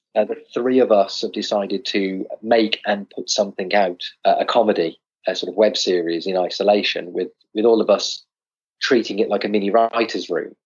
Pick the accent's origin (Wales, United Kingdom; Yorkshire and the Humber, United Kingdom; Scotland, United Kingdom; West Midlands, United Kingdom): West Midlands, United Kingdom; moved away; I'm originally from the West Midlands, not far from your neck of the woods